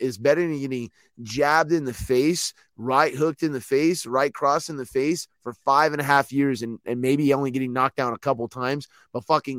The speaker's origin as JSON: {"language": "English", "region": "Louisiana", "country": "United States", "said": "I'm from Louisiana."}